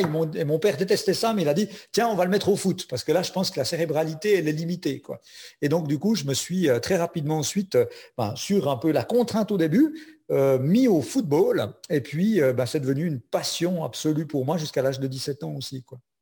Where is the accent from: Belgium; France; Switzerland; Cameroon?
Switzerland; Je suis suisse, j'ai un petit accent, mais mon papa est français